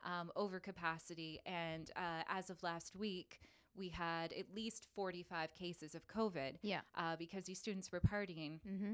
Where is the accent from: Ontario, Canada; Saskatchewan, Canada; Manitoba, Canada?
Ontario, Canada; London; What else am I used to seeing as a Londoner?